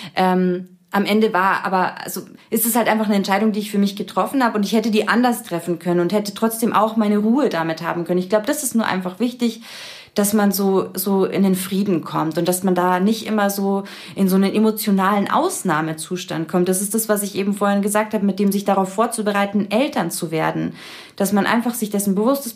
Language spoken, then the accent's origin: German; Munich district, Bavaria, Germany; ich bin im, im Landkreis München, also schon ein bisschen ländlicher ähm, groß geworden